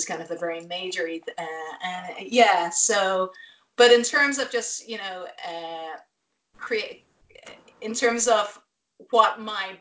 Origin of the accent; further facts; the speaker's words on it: Ireland; moved away as an adult; also born or lived in Dublin; now in Los Angeles, United States; I'm Irish